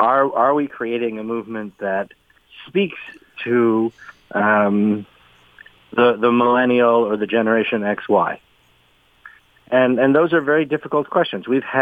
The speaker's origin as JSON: {"language": "English", "country": "Canada"}